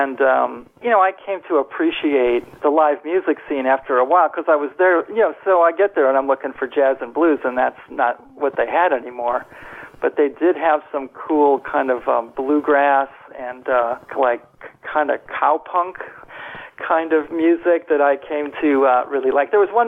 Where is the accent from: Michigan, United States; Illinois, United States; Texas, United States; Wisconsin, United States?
Wisconsin, United States; Milwaukee; Generally, the Milwaukee area.